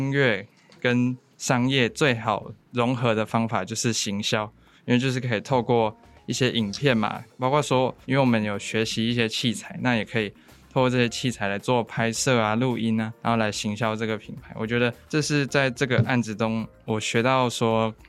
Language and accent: Chinese; Changhua County, Taiwan; born there; 我觉得像我自己是出生在彰化嘛，我也算是在乡下的地区，然后我们那边就是几乎是传统产业比较多，跟农业